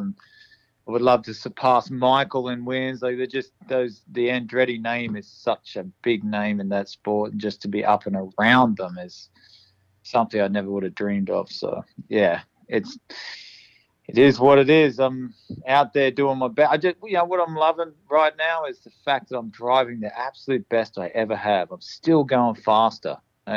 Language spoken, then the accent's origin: English; Toowoomba, Queensland, Australia; now in United States; my hometown Toowoomba